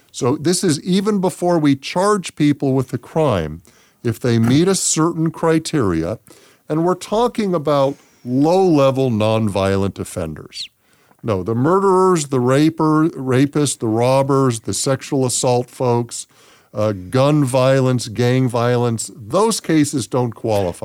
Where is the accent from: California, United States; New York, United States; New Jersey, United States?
California, United States; Los Angeles; moved away as an adult; also born or lived in San Diego; now in Las Vegas, United States; I was born and raised in Los Angeles